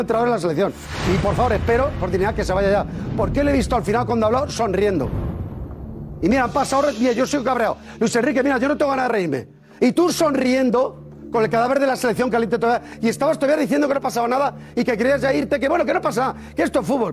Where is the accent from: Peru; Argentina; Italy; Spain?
Spain; Como somos de España